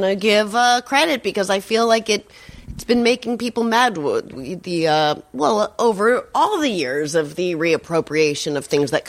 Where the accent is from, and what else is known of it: New Hampshire, United States; born or raised there; also born or lived in Boston